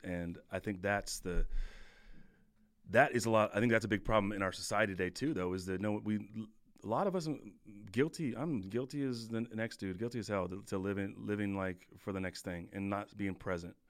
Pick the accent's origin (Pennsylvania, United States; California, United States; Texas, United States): California, United States; moved away as an adult; also born or lived in Wisconsin; I'm from California